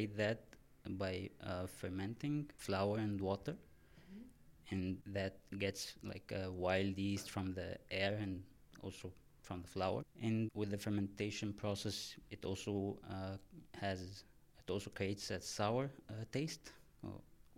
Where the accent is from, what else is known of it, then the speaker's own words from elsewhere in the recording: Egypt; also born or lived in Haarlem, Netherlands / Amsterdam, Netherlands; now in Maastricht, Netherlands; I'm originally from Egypt. And now I live in Maastricht for work.